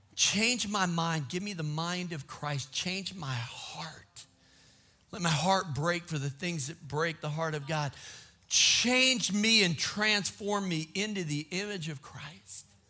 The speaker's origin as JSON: {"language": "English", "region": "Minnesota", "country": "United States", "tie": "born or raised there", "said": "I grew up in Minnesota"}